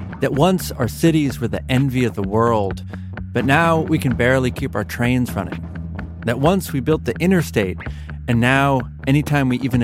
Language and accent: English; Massachusetts, United States; when I was growing up in Massachusetts in the 1990s